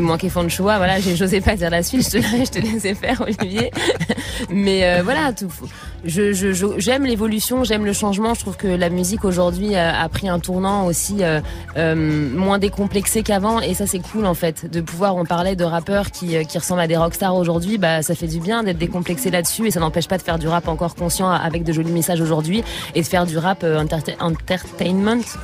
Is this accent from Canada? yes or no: no; Trappes, Île-de-France, France; now in Paris, France; j'ai, grandi dans les Yvelines à Trappe. Enfin, je suis, née à trappe et j'ai grandi un peu, un peu partout euh, dans les Yvelines. Et je suis parisienne depuis mes 18 ans.